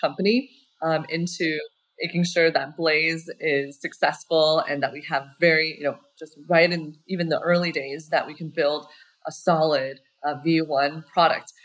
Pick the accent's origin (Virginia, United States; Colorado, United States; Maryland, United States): Colorado, United States; moved away as an adult; also born or lived in Berkeley, California; I grew up in Colorado